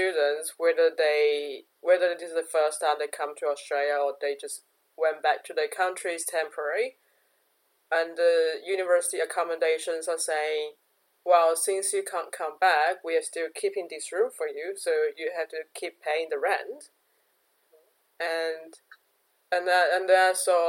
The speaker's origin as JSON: {"language": "English", "country": "China", "moved": "as an adult", "said": "a Chinese citizen here"}